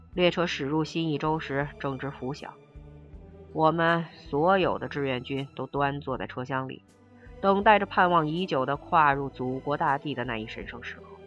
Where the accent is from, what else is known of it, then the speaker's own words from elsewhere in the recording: China; 我们中国人民的心中